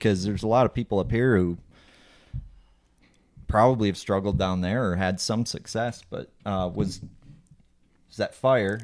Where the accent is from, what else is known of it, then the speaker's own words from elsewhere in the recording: Minnesota, United States; we grew up fishing in Minnesota